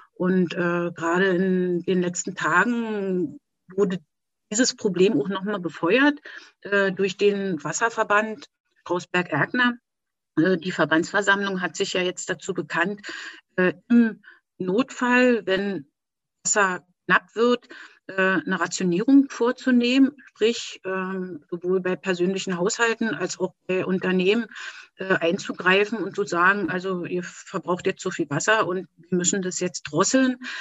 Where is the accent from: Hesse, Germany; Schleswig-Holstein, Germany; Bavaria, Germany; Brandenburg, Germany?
Brandenburg, Germany; Erkner; ich komme aus Erkner bei Berlin